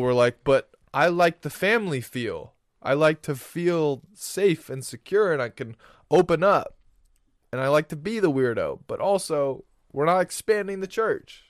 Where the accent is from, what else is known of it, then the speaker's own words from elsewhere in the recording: Florida, United States; we grew up in Florida